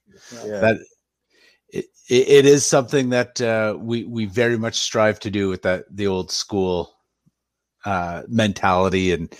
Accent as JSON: {"language": "English", "country": "Canada", "tie": "born or raised there", "said": "being a Canadian boy born and raised on hockey"}